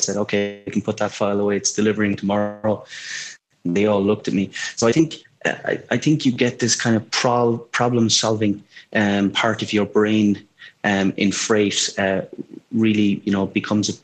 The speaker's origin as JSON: {"language": "English", "country": "Ireland", "tie": "born or raised there", "said": "I grew up in Ireland"}